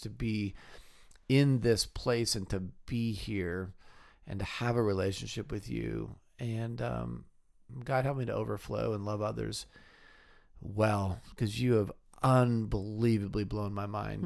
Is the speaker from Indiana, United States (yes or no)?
no; California, United States; moved away as an adult; also born or lived in Wheaton, Illinois; I grew up in California